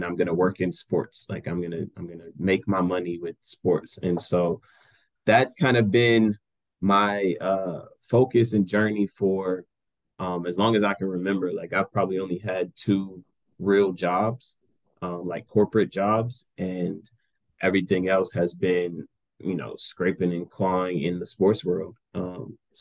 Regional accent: Greenville, Texas, United States; also born or lived in Garland, Texas / McKinney, Texas; I'm born and raised in Greenville, Texas. Grew up in Garland and graduated from McKinney.

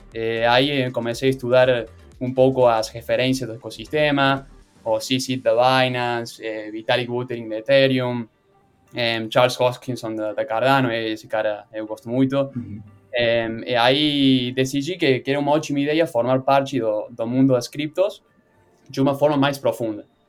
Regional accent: Argentina; Portuguese is a second language; sou da Argentina, por isso o meu sotaque é um pouco estranho

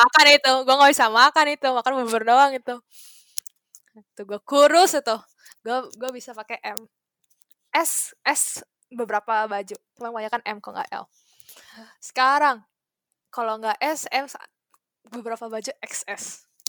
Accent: Indonesia; now in Japan; sebagai orang Indo

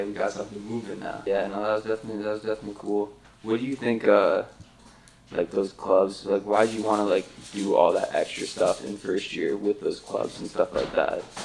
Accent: Muskoka, Ontario, Canada; I'm from Muskoka

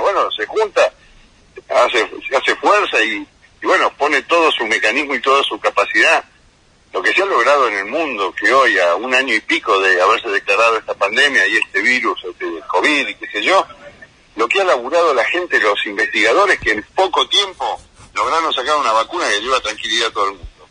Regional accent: Argentina

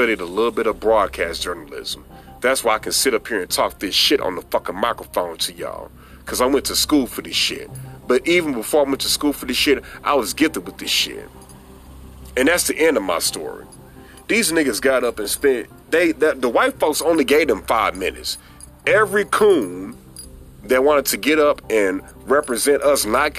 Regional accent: St. Louis, Missouri, United States; St. Louis, my hometown.

